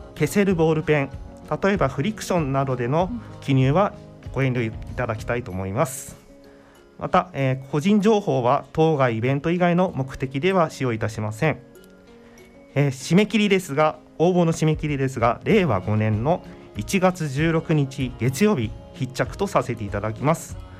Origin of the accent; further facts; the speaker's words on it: Chiba, Japan; moved away as an adult; now in Maizuru, Japan; 千葉県出身で